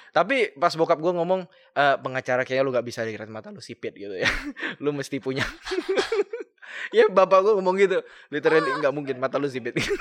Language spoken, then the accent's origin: Indonesian; Kalimantan, Indonesia; aku kan dari Kalimantan, gue kan dari Kalimantan